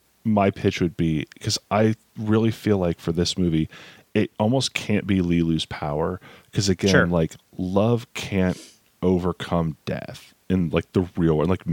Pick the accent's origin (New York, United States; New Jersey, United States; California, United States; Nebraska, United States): New York, United States; man, I'm from New York.